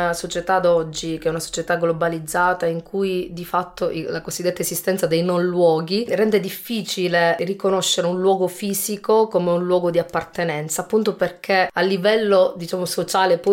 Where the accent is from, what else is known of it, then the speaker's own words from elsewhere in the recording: Italy; now in Germany; in Germania, sono persona italiana, io sono qua in Germania e non mi sento a casa, torno a casa in Italia, nel mio paese, nella mia città, non mi sento a casa.